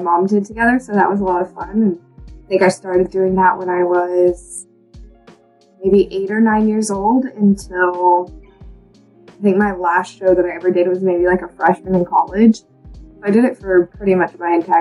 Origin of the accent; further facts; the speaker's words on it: Texas Hill Country, United States; growing up in Texas